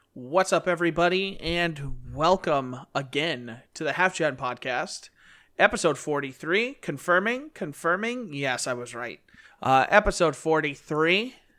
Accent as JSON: {"language": "English", "country": "United States", "said": "as an American"}